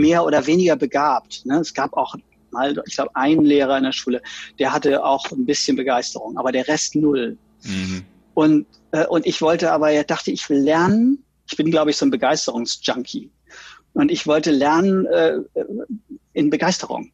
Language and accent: German; Oldenburg, Lower Saxony, Germany; moved away as an adult; also born or lived in Berlin / Rostock; ich komme aus unfassbar spießigen Verhältnissen. Vater ist Apotheker. Wir waren fünf Kinder, so ein richtiger 50er Jahre Traumhaushalt mit dem Audi vor der Tür, immer den neuesten Audi. dann Super. später ein Golf Passat und ähm, alles sehr behütet und äh, Bungalow in Oldenburg